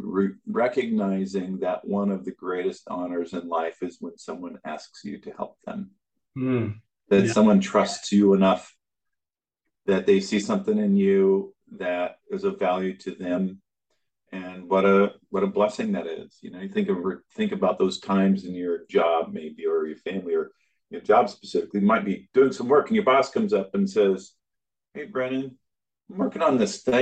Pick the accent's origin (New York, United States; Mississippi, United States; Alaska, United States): Alaska, United States; moved away; I grew up in Alaska, the youngest 10 kids on a dairy farm